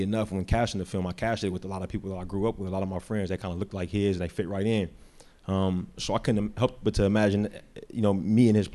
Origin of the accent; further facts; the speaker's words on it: Bay Area, California, United States; I'm from the Bay Area. I was born and raised there, been there my whole life